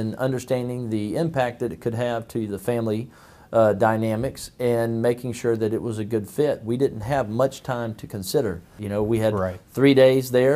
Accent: Magnolia, Texas, United States; now in Grimes County, Texas, United States; I was born in Magnolia, Texas, which is north of Houston again, but closer to Houston. It was rural when I was raised there.

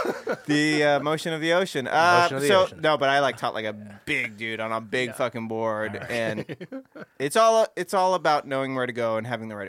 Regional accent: Southern California, United States; We're from Southern California.

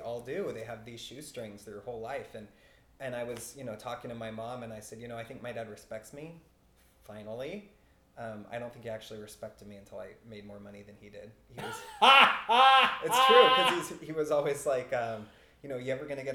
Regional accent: Kent, Washington, United States; In Kent

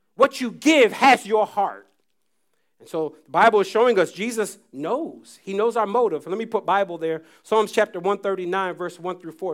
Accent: United States; I was from the States

